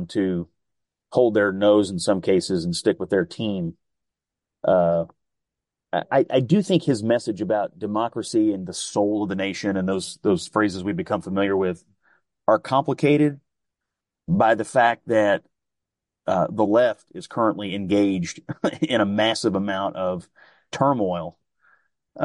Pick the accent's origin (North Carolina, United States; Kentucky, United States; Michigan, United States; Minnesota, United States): Kentucky, United States; I'm from Kentucky.